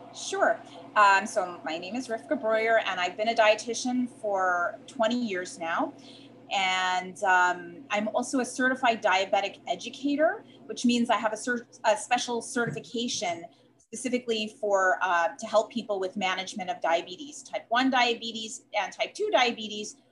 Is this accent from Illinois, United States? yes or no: yes; Chicago, Illinois, United States; accent: Chicago; moved away as an adult; now in Hewlett, United States; I'm actually originally from Chicago, uh, hence my accent